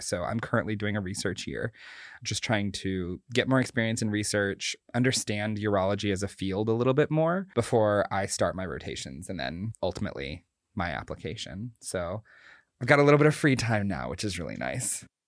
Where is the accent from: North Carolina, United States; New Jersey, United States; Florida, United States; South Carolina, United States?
North Carolina, United States; also born or lived in Boston; I grew up in North Carolina, spent my whole life here, went to college in Boston